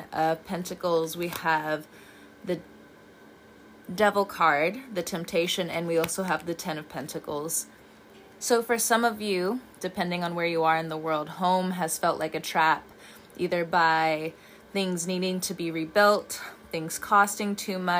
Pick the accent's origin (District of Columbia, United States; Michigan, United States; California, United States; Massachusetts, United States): California, United States; moved away; also born or lived in the South (US); I'm from California